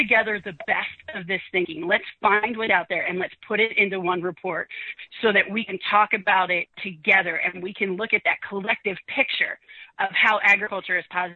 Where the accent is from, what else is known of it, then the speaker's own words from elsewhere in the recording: Philadelphia, Pennsylvania, United States; moved away as an adult; now in Austin, United States; I grew up in Philadelphia